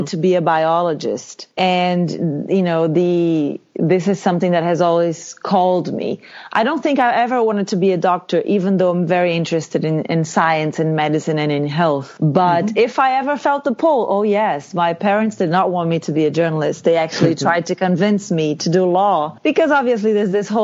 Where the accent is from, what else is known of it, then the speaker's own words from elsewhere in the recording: Feira de Santana, Bahia, Brazil; moved away; also born or lived in Salvador, Brazil / São Paulo, Brazil; I'm from Feira de Santana, which is sort of the second city in the state